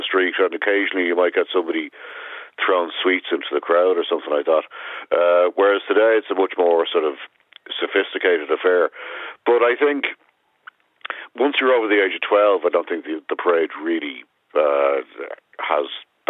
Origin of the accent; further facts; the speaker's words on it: Ireland; There's the one we have in Ireland